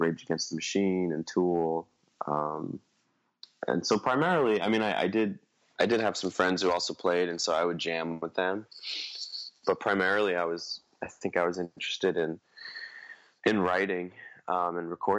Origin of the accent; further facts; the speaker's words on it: New York City, New York, United States; born and raised in Staten Island, New York